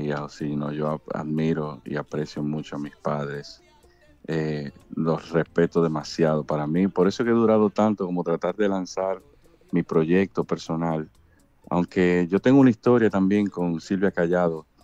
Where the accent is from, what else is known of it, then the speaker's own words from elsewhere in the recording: Dominican Republic; somos dominicanos